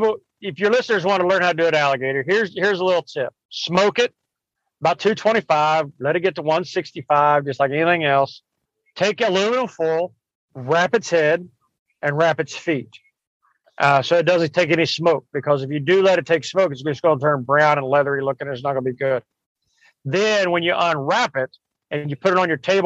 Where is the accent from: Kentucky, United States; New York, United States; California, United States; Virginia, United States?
Kentucky, United States; now in Florida, United States; I grew up in Kentucky eating rabbit and squirrel and raccoon and groundhog